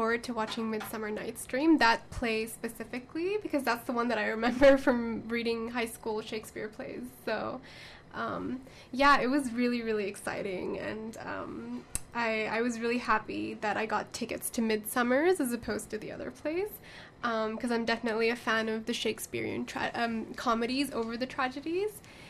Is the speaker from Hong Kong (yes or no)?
yes; Hong Kong; because I grew up in Hong Kong, but I'm Pakistani.